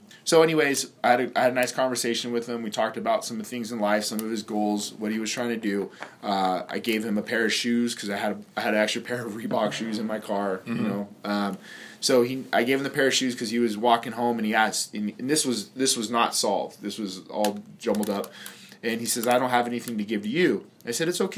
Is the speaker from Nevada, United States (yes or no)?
yes; Las Vegas, Nevada, United States; Born and raised in Vegas